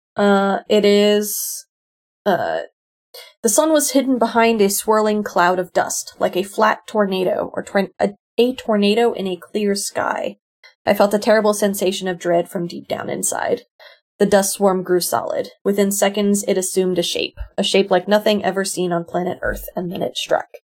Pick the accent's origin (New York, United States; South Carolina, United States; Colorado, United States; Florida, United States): Florida, United States; South; I grew up in South Florida